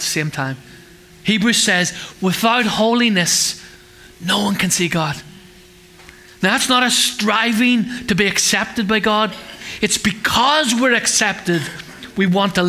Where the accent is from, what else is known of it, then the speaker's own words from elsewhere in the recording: Northern Ireland, United Kingdom; now in England, United Kingdom; We grew up in Northern Ireland